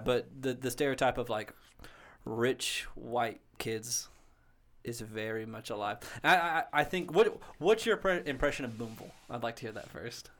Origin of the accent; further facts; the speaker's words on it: Booneville, United States; I'm from Boonville